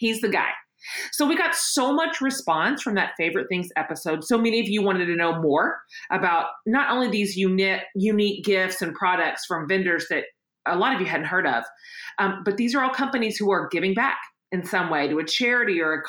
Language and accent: English; Austin, Texas, United States; right here in Austin, Texas, my hometown